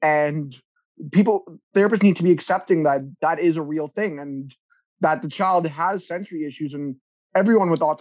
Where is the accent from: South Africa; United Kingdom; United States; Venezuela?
South Africa; now in Ontario, Canada; I'm from South Africa, so my skin's used to the hot sun